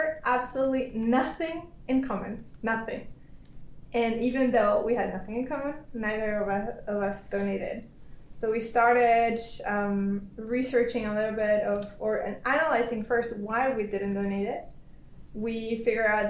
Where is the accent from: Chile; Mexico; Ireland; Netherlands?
Chile; now in Germany; I'm from Chile